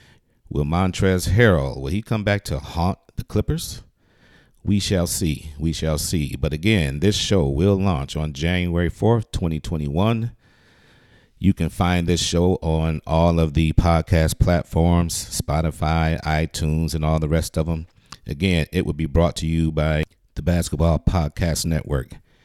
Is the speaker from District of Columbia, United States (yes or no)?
no; Detroit, Michigan, United States; I am originally from Detroit, Michigan, born and raised.